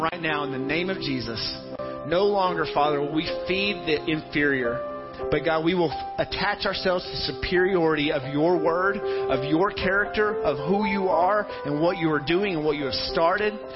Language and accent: English; Tennessee, United States; the church I grew up in in Tennessee